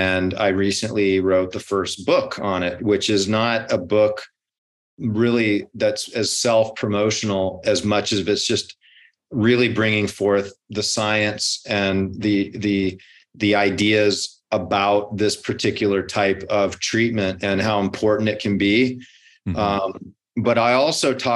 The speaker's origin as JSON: {"language": "English", "region": "Hawaii", "country": "United States", "tie": "born or raised there", "said": "I grew up in Hawaii, so I had to, you know, fight the locals."}